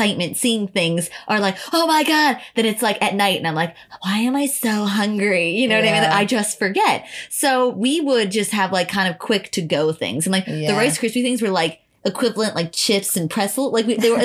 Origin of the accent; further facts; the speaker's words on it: Long Island, New York, United States; we're from Long Island. Like I'm not from the city.